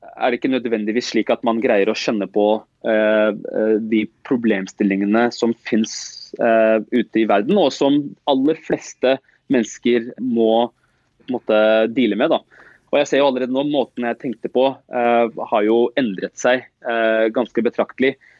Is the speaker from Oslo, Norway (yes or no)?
yes; Oslo, Norway; jeg er som sagt født og oppvokst eh, øst i Oslo, eh, på Stovner. Det er der jeg har bodd hele livet mitt, og jeg bor der fortsatt.